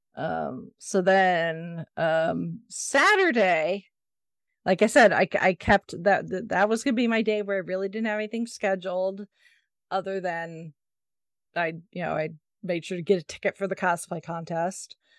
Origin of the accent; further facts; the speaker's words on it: Indianapolis, Indiana, United States; takes place in my hometown, down this literally down the street from where I work